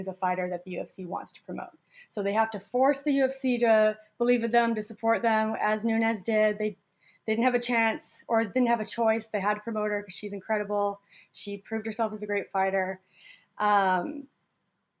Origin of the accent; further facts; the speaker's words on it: Canada; I come from Canada where I've done some form of martial arts for most of my life